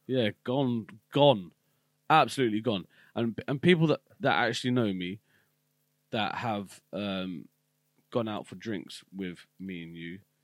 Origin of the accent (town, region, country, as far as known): United Kingdom